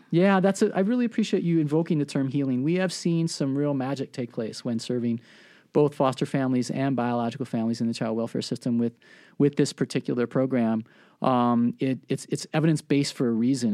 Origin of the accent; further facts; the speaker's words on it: Milwaukee, Wisconsin, United States; I was raised in Milwaukee